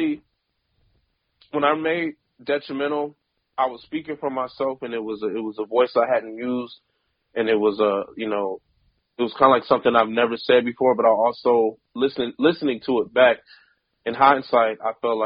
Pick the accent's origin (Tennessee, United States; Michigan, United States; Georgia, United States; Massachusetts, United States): Michigan, United States; Detroit; I was from Detroit, and I'm still, you know, I'm from Detroit